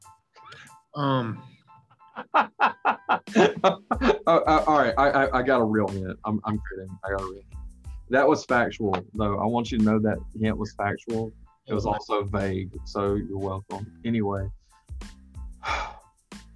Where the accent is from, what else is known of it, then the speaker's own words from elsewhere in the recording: Louisiana, United States; I'm from Louisiana